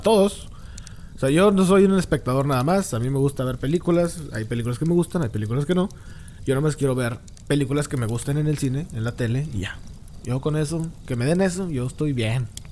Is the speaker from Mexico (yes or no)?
yes; Mexico; ni como mexicano